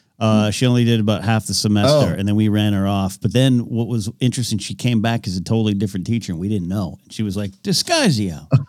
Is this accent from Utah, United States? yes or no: no; Pismo Beach, California, United States; I grew up, as you all know, Central Coast, Pismo Beach.